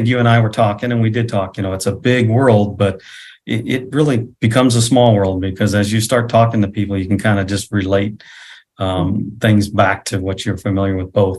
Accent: United States; I explained to him I'm from the United States. And so we're talking to them as a family. But I was from the United States and I live in Nebraska, and I pointed it on the map.

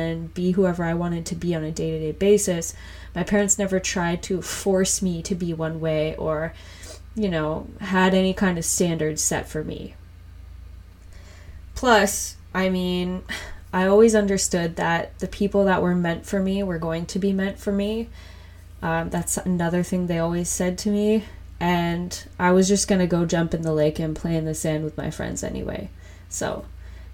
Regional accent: Whitby, Ontario, Canada; also born or lived in Scarborough, Ontario; I was born in Scarborough and raised in Whitby for the most part. This is in Ontario in Canada

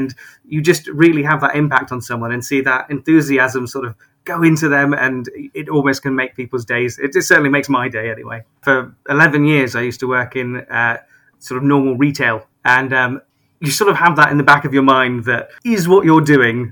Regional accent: Glastonbury, South West England, United Kingdom; I'm originally from Glastonbury, so I was sort of born and bred there

